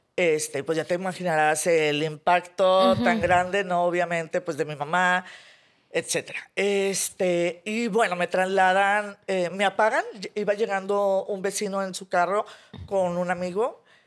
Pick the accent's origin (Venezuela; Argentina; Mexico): Mexico; Monterrey, Nuevo León; soy de aquí de Monterrey